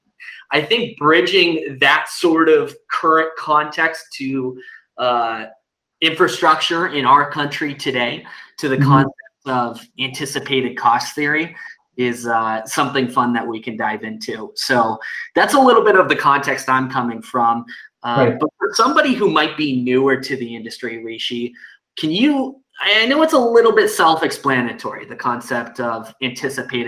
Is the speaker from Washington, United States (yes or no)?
yes; Seattle, Washington, United States; I grew up in Seattle